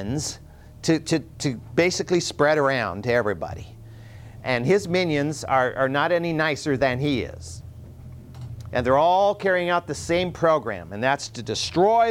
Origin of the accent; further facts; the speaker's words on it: United States; as American Christians